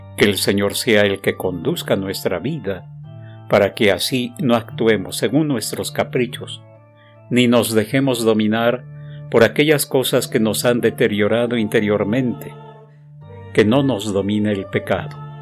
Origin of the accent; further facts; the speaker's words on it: Mexico; como decimos los mexicanos